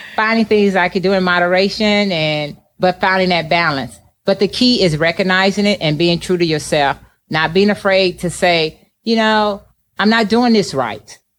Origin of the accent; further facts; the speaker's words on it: East St. Louis, Illinois, United States; moved away as an adult; also born or lived in California; growing up in East St. Louis